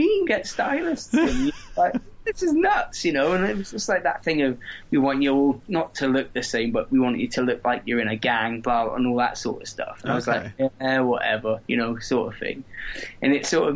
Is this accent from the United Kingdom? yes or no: yes; Corby, East Midlands, United Kingdom; we come from Corby